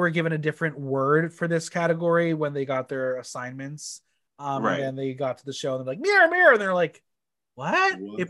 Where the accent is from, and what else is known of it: Canada